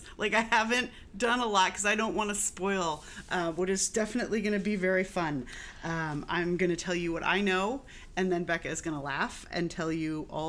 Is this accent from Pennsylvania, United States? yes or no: no; Connecticut, United States; I'm from Connecticut, so I'm the New Englander here, proudly.